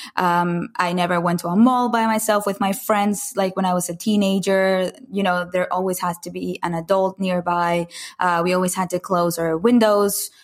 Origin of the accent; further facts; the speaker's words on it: Caracas, Capital District, Venezuela; moved away as an adult; I grew up in Caracas, Venezuela, in Latin America. Uh, for the for the first 19 years of my life, I lived there